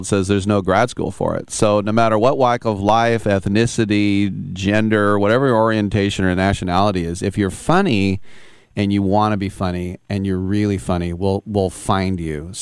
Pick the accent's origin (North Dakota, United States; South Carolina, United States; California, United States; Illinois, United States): California, United States; East Bay of San Francisco; I'm third generation East Bay